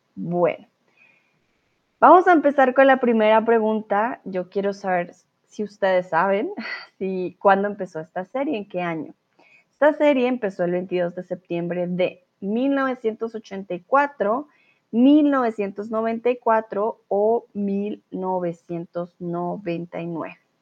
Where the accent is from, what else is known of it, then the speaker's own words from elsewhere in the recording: Colombia; also born or lived in Mexico; now in Germany; yo soy de Colombia